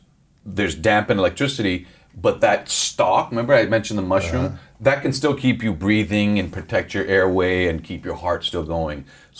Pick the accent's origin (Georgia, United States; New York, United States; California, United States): California, United States; Los Angeles; It's good to be in my hometown.